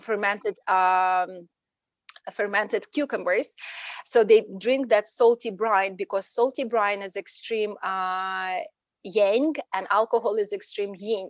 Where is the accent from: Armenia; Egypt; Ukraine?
Ukraine; moved away as an adult; now in United States; Originally, I'm from Ukraine